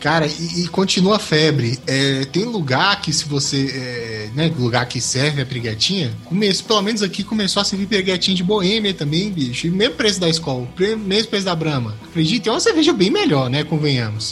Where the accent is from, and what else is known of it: Brazil